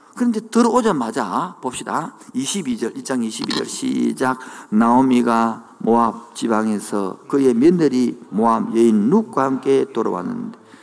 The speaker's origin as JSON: {"language": "Korean", "town": "Changwon", "region": "South Gyeongsang", "country": "South Korea", "tie": "born or raised there", "moved": "yes", "said": "그 고향이 창원의 마금산 온천이 있는 동네인데"}